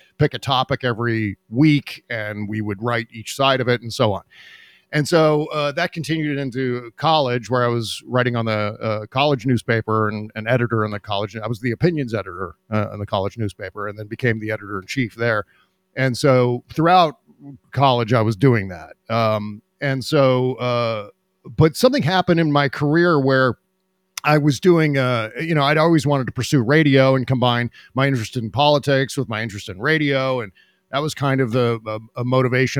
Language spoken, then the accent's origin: English; Washington, District of Columbia, United States; I was born and raised around Washington, D.C.